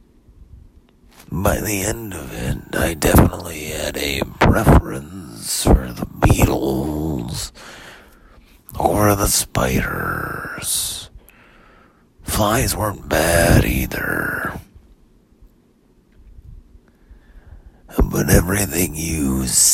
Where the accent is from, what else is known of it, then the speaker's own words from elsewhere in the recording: Pomona, California, United States; I grew up in Pomona